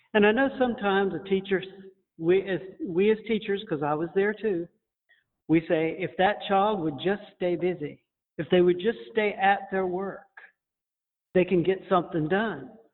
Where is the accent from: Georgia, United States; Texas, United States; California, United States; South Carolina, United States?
Georgia, United States; Montezuma; we come from Montezuma, Georgia